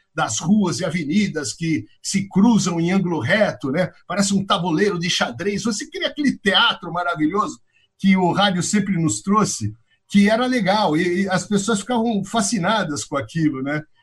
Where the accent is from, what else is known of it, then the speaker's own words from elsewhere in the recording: Araraquara, São Paulo, Brazil; moved away as an adult; also born or lived in New York, United States; now in Miami, United States; eu nasci em Araraquara, interior de São Paulo, e a minha casa era, era uma casa muito musical